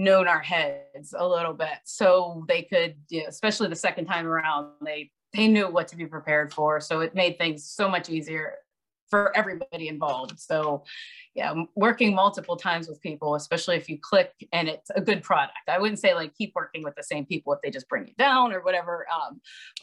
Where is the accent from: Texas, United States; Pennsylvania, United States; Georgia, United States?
Pennsylvania, United States; Monroeville; that's my hometown growing up